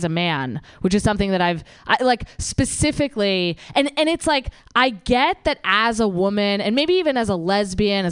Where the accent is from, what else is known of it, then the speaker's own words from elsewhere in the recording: New Jersey, United States; I am from New Jersey.